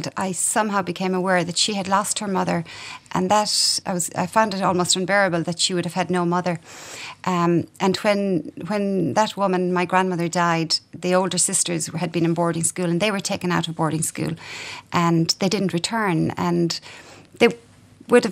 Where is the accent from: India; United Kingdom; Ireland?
Ireland; everyone growing up in Ireland